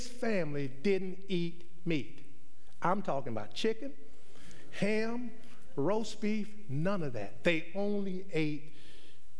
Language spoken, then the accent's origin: English; Northern Virginia, United States; we're from Northern Virginia and we are cultured black folks